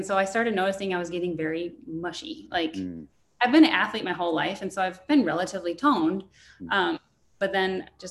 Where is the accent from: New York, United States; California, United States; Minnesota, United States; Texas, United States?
Minnesota, United States; pasty white from being a Minnesotan